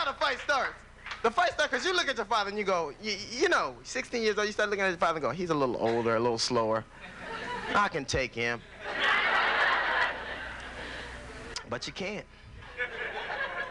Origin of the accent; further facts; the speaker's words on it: Los Angeles, California, United States; I grew up in Los Angeles in a gang